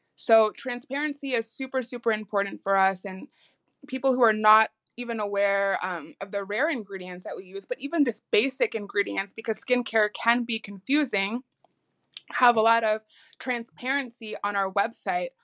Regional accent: Chicago, Illinois, United States; we are based out of Chicago, and I am from Chicago

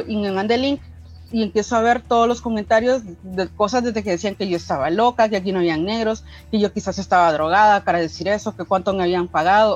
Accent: El Salvador; soy afro salvadoreña

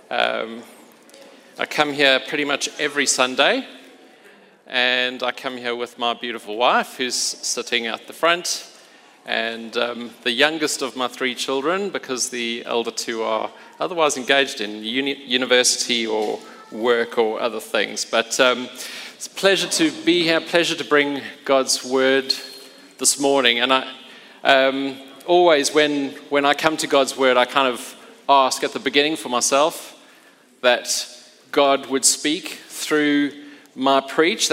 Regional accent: Port Elizabeth, Eastern Cape, South Africa; moved away; I grew up in Port Elizabeth

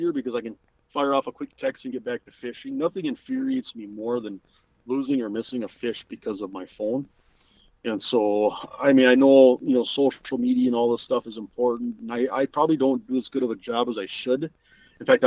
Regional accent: Minot, North Dakota, United States; when I was growing up in Minot, North Dakota

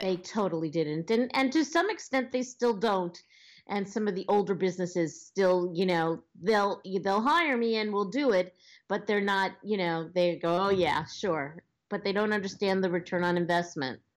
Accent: Long Island, New York, United States; accent: Long Island; moved away as an adult; now in Los Angeles, United States; I was born on Long Island, which I know you can probably hear in my accent. And um, I I lived a very basic Long Island lifestyle for many years

